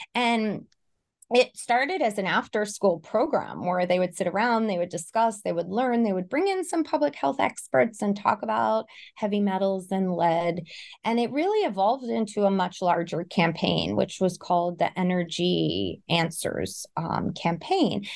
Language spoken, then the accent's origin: English; Elizabeth, New Jersey, United States; I grew up in North Jersey, Elizabeth, New Jersey